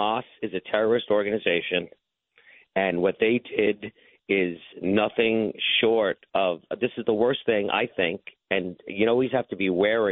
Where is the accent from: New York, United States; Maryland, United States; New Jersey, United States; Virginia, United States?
New York, United States; New York City; I grew up in Bay Ridge. So this is my home for, what, 61 years now